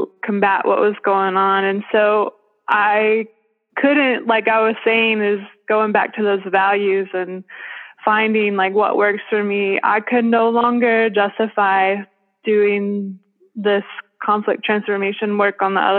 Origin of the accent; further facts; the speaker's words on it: Western North Carolina, United States; moved away as an adult; also born or lived in Cambodia / South Florida; my hometown that I grew up